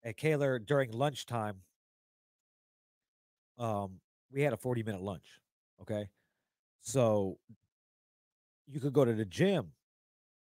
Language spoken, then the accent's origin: English; East Chicago, Indiana, United States; also born or lived in Schererville, Indiana / Dyer, Indiana; I was born and raised in East Chicago